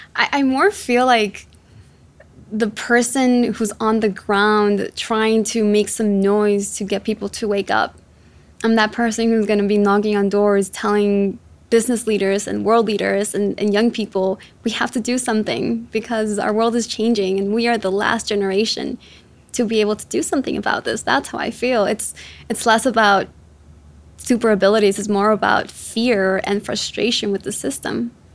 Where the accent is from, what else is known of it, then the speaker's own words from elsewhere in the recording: Chicago, Illinois, United States; also born or lived in Quito, Ecuador; I was born in Ecuador, in Quito, and my mom uh, brought me out here to, to the US, to Chicago specifically, when I was seven years old. And growing, growing up in Chicago was tough